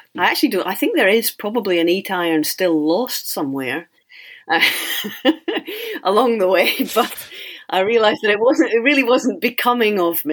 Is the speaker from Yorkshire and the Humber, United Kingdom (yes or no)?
no; Cardross, Scotland, United Kingdom; also born or lived in St Andrews, Fife; Well, I was born in St Andrews, that's right. And I lived in Fife, the Kingdom of Fife, for the first 4 years of my life. And then I moved across to the other side of Scotland. And I was there in a wee place called Cardross